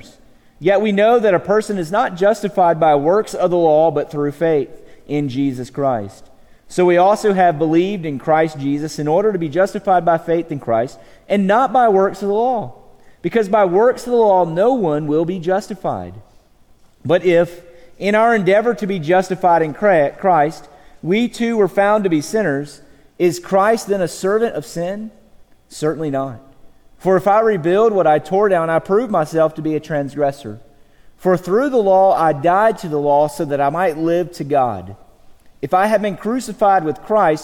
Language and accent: English; Georgia, United States; moved away as an adult; now in Texas, United States; I'm from Georgia